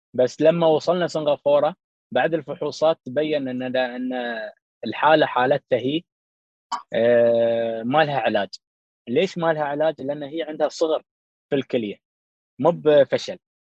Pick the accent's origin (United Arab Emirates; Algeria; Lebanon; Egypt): United Arab Emirates; Dubai; في البلاد عندنا في دبي